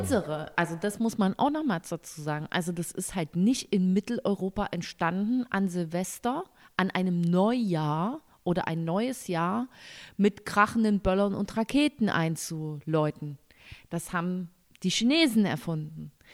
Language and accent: German; East Germany, Germany; ich komme aus dem Osten